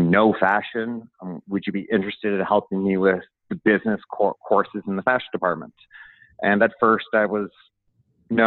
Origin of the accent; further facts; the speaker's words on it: Toronto, Ontario, Canada; moved away as an adult; also born or lived in Port Perry, Ontario; now in Halifax, Canada; But by high school, I was living in Toronto. The neighborhood I grew up in was basically just below Jamaica Town and just to the side of Portuguese Town in Toronto